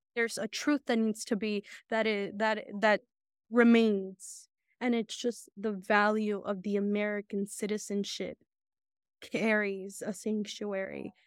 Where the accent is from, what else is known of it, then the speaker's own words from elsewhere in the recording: Santa Catarina Yosonotu, Oaxaca, Mexico; now in United States; I was born in Oaxaca. My parent, my family is That's still in Oaxaca.